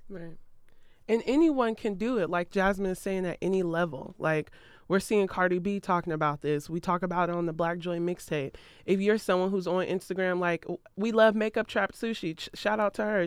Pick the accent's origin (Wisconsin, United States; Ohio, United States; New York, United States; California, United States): Ohio, United States; moved away; I'm from Ohio. I rep Ohio.